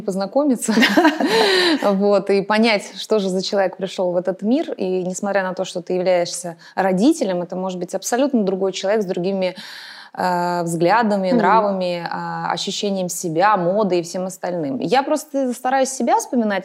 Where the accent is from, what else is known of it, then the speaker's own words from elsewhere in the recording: Moscow, Russia; я вообще москвичка в четвертом поколении